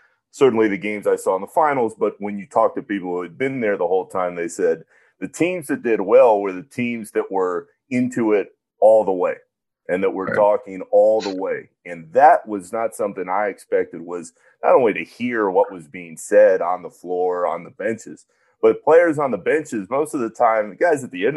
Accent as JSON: {"language": "English", "town": "Orlando", "region": "Florida", "country": "United States", "tie": "born or raised there", "moved": "yes", "said": "my hometown, to drive 25 minutes from the house I grew up"}